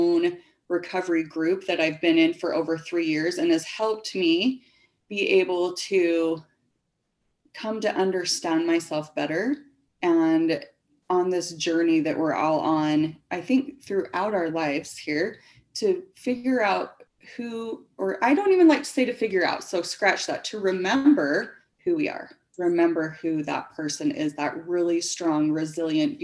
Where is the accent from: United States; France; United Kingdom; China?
United States; Springville, Utah; I was born and raised in Springville, Utah